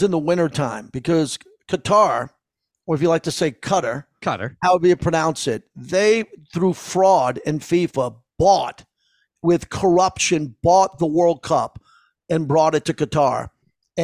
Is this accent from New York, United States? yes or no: yes; New York, United States; Part of my DNA growing up in New York, I grew up in the Billy Martin, George Steinbrenner era